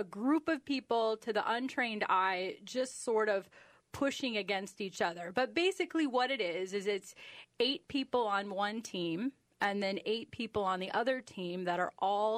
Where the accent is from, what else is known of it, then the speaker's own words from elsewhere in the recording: northwest corner of Illinois, United States; moved away as an adult; now in Minnesota, United States; I grew up in a farm in the northwest corner of Illinois.